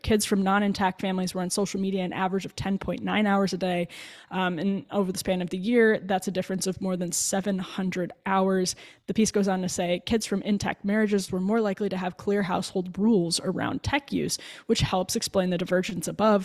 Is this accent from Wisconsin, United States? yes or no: yes; near Waukesha, Wisconsin, United States; not far from where I grew up in Waukesha